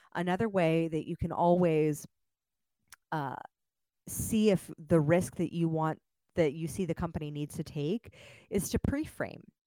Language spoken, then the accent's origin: English; Los Angeles, California, United States; moved away as an adult; now in Austin, United States; I just moved to Austin, so if I speak fast, that's actually because I'm from Los Angeles